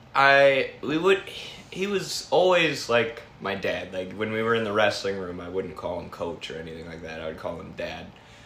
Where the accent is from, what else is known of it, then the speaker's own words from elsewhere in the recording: Sauk Prairie, Wisconsin, United States; also born or lived in Manchester, Iowa; now in Dubuque, United States; I was born in Manchester. Okay. Yeah, so, then I moved to Wisconsin, I think I was two.